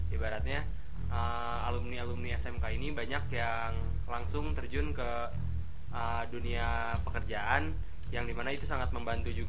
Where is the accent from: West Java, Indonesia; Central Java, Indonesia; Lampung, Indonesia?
West Java, Indonesia; Sukabumi; melihat di kota saya di saya dari Sukabumi